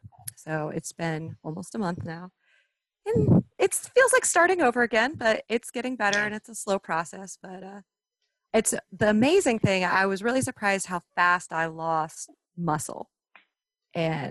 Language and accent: English; Myrtle Beach, South Carolina, United States; moved away; I'm originally from Myrtle Beach, South Carolina.